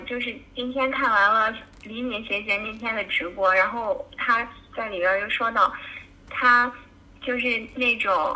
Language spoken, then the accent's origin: Chinese; Qingdao, Shandong, China; 我家是山东青岛的